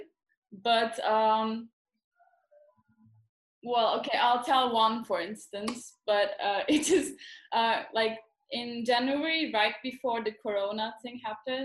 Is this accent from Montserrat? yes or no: no; Istanbul, Turkey; also born or lived in New York, United States / London, United Kingdom; I was born in New York and I lived all my life mostly in Istanbul.